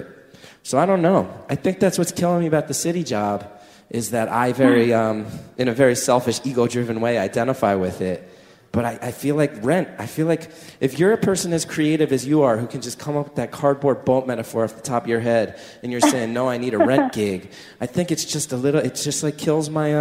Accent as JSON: {"language": "English", "region": "New Jersey", "country": "United States", "tie": "born or raised there", "moved": "yes", "said": "Growing up in North Jersey"}